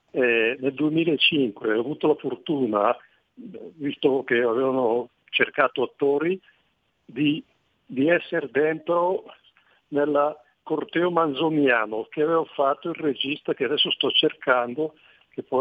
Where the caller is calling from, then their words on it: Parre, Lombardy, Italy; also born or lived in Lecco; Sono, sono … da Parre Bergamo. Benvenuto. E io ho vissuto a Lecco per più di 30 anni